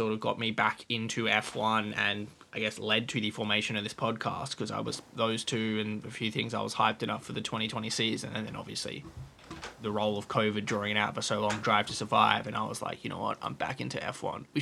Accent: Australia; As an Australian

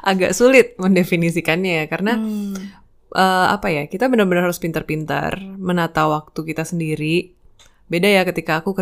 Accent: East Nusa Tenggara, Indonesia; now in Yogyakarta, Indonesia; Uh, asalku dari Nusa Tenggara Timur, tapi saat ini aku sedang berkarya di Yogyakarta.

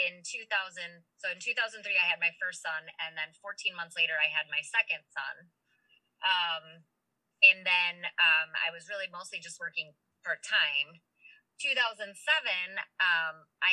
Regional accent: St. Paul, Minnesota, United States; I'm from St. Paul, and many of the people that I know are bar owners and are generational bar owners

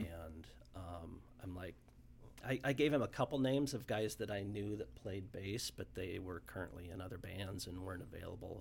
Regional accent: Omaha, Nebraska, United States; born and raised in Omaha

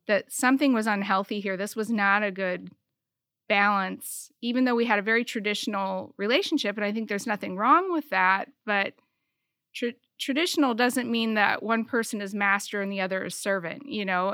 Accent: Michigan, United States; also born or lived in South Bend, Indiana; I was born in South Bend, Indiana, and I moved to Michigan when I was two. I grew up in a farm town, very small, rural, uh, community.

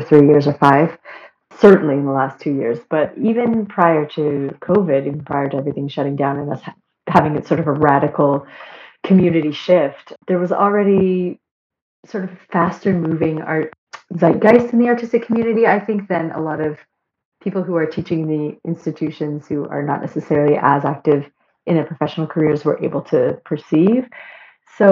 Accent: Markham, Ontario, Canada; I was born and raised in Canada. I'm from Toronto. I first came to music actually through explorations of theater and drama in high school. I went to an arts high school in my hometown of Markham

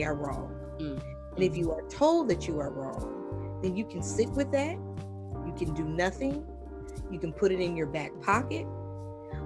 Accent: the North, United States; moved away; also born or lived in the South; I grew up in the North. I moved to the South.

